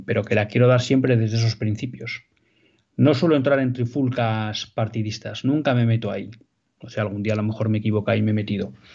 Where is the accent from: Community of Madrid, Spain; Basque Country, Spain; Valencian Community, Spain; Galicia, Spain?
Basque Country, Spain; Vascongadas, que saben que es mi tierra.